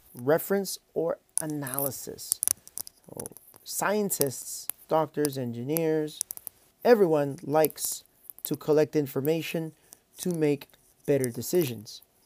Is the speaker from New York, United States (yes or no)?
no; California, United States; I am originally from California